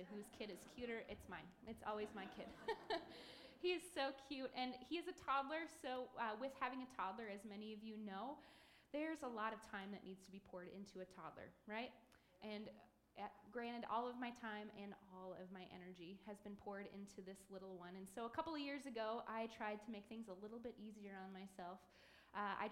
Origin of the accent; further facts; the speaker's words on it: Macomb, Michigan, United States; I grew up here in Macomb